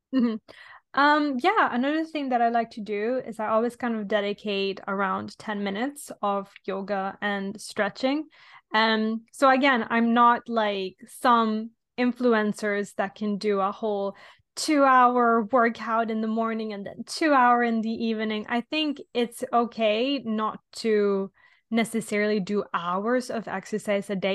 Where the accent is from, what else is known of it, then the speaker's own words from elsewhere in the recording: Italy; now in London, United Kingdom; I'm from Italy originally, but I'm currently living in London.